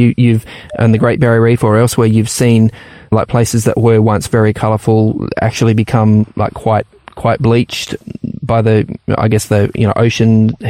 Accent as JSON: {"language": "English", "country": "Papua New Guinea", "tie": "born or raised there", "said": "And I also remember growing up in the Papua New Guinea as well, some incredible reefs out there in the Pacific Islands."}